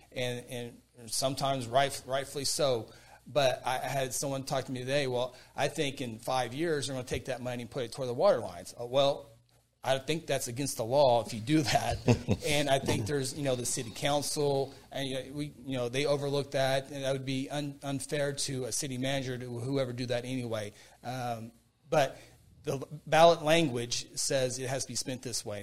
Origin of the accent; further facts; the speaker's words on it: Guthrie, United States; Guthrie, a place where I grew up, a place I was born